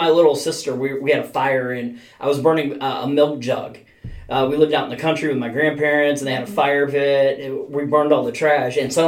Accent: North Dakota, United States; I grew up in North Dakota

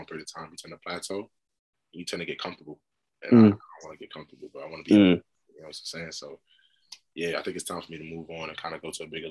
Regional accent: United States; now in London, United Kingdom; I'm American

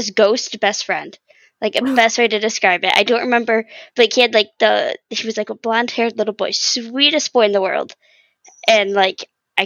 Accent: Lansing, Michigan, United States; also born or lived in Battle Creek, Michigan; I grew up in a small country home, like a little outside of Lansing area

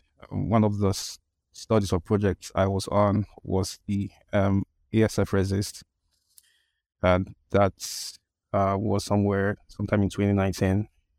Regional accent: Nigeria; English is a second language; I'm a vet. I'm from Nigeria. Nigeria is in West Africa.

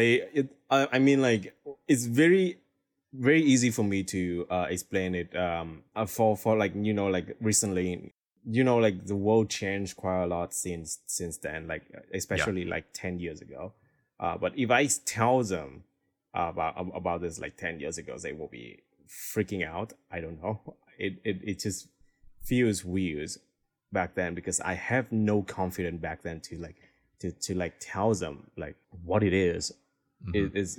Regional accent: Hanoi, Vietnam; English is a second language; So because like Hanoi is a capital city of Vietnam, so when I was young, my parents was like extremely busy at work.

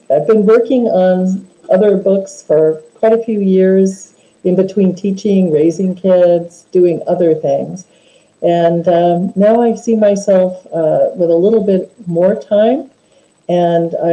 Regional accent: Homer, Alaska, United States; I was born and raised in Alaska

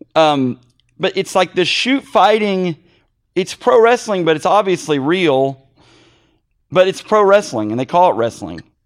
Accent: Missouri, United States; I'm in Missouri, and we're, I'm from Missouri

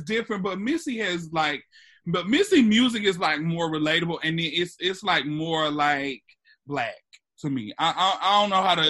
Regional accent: Atlanta, Georgia, United States; I'm from Atlanta

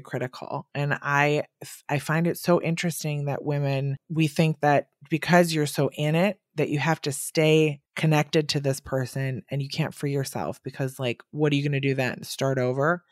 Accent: Wisconsin, United States; now in New York, United States; I'm from Wisconsin, and I'm here in New York

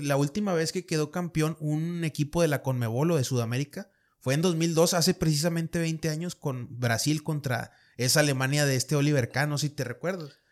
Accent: Monterrey, Nuevo León, Mexico; soy de Monterrey

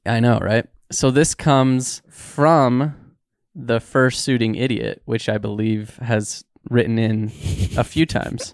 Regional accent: Utah, United States; I grew up in Utah

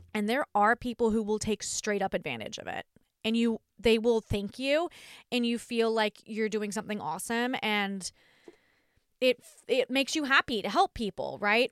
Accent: Australia; I'm Australian

